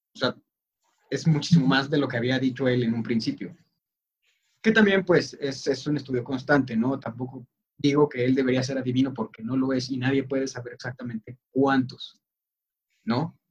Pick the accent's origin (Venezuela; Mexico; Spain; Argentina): Mexico